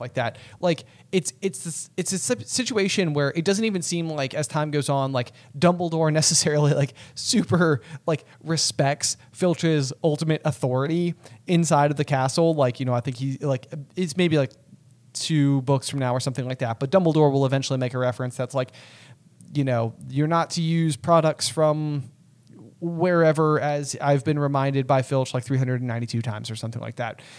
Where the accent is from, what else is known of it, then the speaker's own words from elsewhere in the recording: United States; as an American